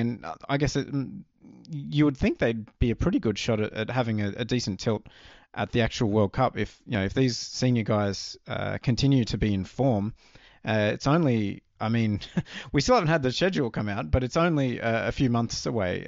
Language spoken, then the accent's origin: English; Australia; growing up in Australia